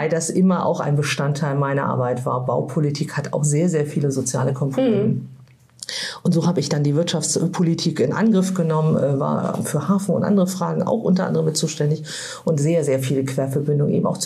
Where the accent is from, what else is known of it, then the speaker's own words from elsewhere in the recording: Lübeck, Schleswig-Holstein, Germany; also born or lived in Turkey / Kiel; aus Schleswig-Holstein. Da bin ich groß geworden, genau, in der Hansestadt Lübeck aufgewachsen, wegen dem Studium später, kurze Zeit später danach Kiel gezogen und seitdem eben auch seit über 25 Jahren in Kiel wohne.